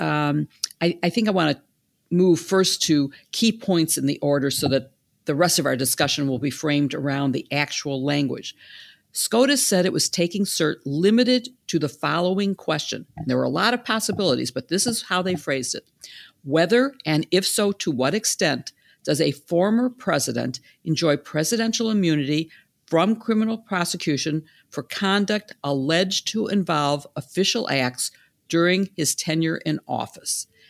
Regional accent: Chicago, Illinois, United States; in Chicago, my hometown

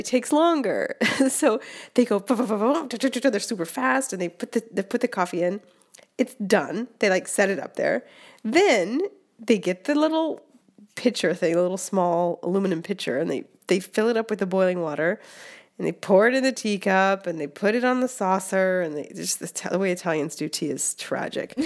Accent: West Coast, United States; now in Rome, Italy; I'm from the West Coast and I love the West Coast

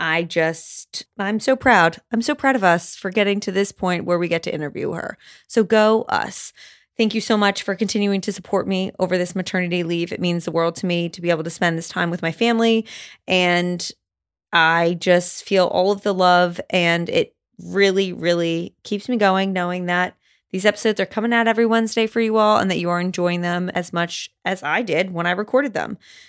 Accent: Canada; accent: Canadian; I fear that by the end of this episode, I will be speaking my full Canadian accent, but who knows?

